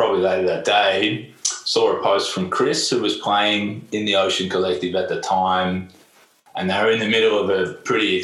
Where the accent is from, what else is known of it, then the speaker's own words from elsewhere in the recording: Melbourne, Victoria, Australia; moved away as an adult; also born or lived in Berlin, Germany; I grew up in Melbourne, always played music in Melbourne